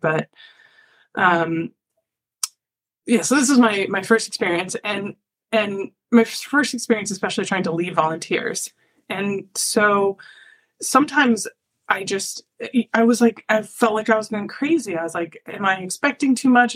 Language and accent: English; Ithaca, New York, United States; I'm from Ithaca, New York, small town